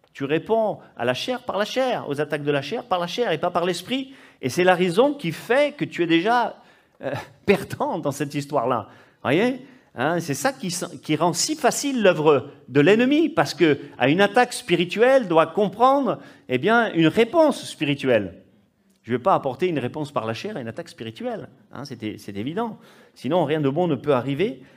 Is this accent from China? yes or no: no; Corsica, France; chez moi en Corse